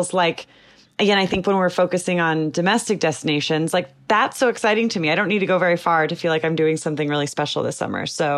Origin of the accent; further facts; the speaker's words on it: Los Angeles, California, United States; So part of that road trip I'm doing, I'm going from Los Angeles, where I'm from, and driving back to New York.